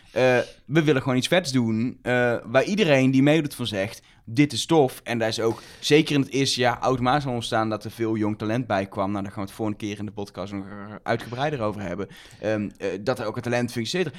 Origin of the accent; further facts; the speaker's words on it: 's-Hertogenbosch, North Brabant, Netherlands; moved away as an adult; also born or lived in Enschede; Ik kom uit Den Bosch.